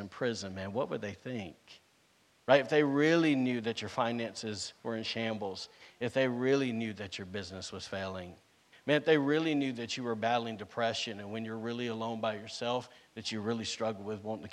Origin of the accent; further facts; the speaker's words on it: the South, United States; now in Rockport, United States; I'm from the South, and we eat stuff with grease on it